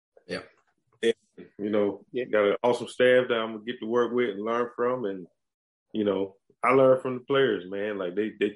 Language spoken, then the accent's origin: English; United States; accent: country; my country accent